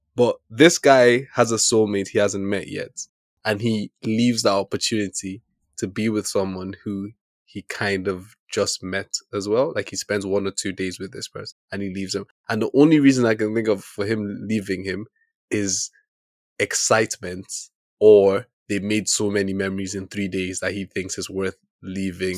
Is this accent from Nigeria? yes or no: yes; Nigeria; me being a Nigerian man